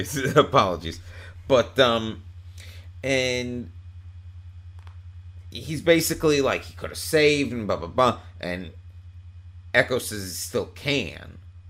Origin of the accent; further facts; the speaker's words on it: Long Island, New York, United States; I'm from Long Island.